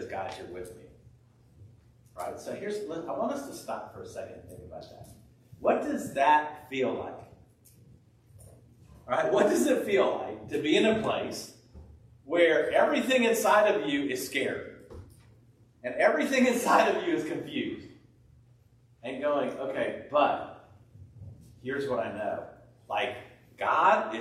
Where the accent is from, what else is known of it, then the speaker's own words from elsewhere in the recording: California, United States; moved away; I grew up in California